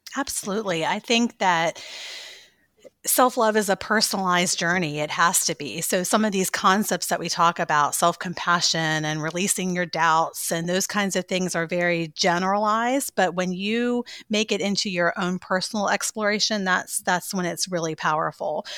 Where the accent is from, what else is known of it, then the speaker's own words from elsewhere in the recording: Maryland, United States; moved away as an adult; also born or lived in Virginia / North Carolina; now in Saint Augustine, United States; I'm actually from Maryland, um, kind of in between Baltimore and Annapolis area.